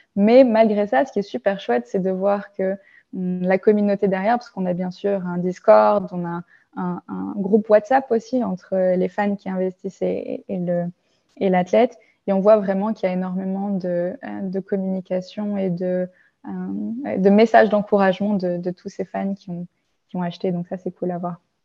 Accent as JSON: {"language": "French", "country": "France", "tie": "born or raised there", "moved": "as an adult", "lives_now": "Germany", "said": "je suis née en France, j'ai grandi en France"}